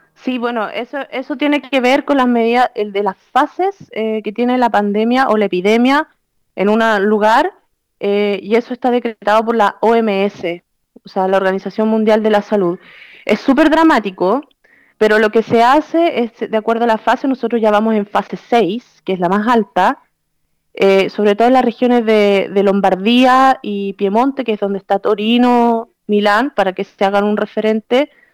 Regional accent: Chile; now in Italy; nosotros como chilenos que vivimos en Italia

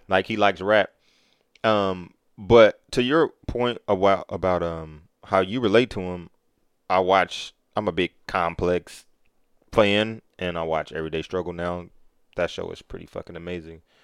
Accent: Kansas City, Missouri, United States; now in Atlanta, United States; I'm from Kansas City.

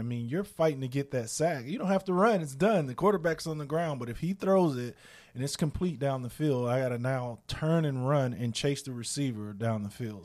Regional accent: South Florida, United States; moved away; I grew up again in South Florida where it rained nearly every day

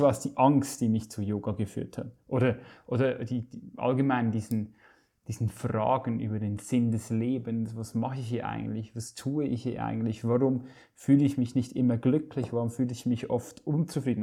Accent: Switzerland; ich komme aus der Schweiz und bin gelernter Koch, ursprünglich aufgewachsen in einem Familienbetrieb meines Vaters

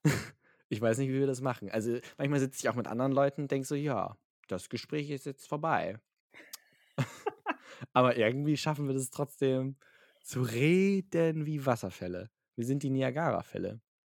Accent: Hamburg, Germany; ich bin in Hamburg geboren, ein sehr patriotischer Hamburger.

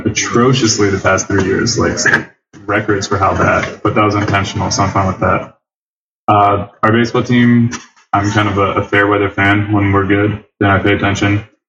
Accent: Philadelphia, Pennsylvania, United States; West Philadelphia, born and raised

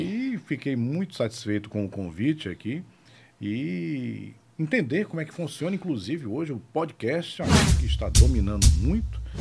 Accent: Salvador, Bahia, Brazil; moved away as an adult; also born or lived in Morro do Chapéu, Bahia; now in Aracaju, Brazil; Eu, eu sou baiano, sou baiano de Salvador, moro aqui em Sergipe há 18 anos

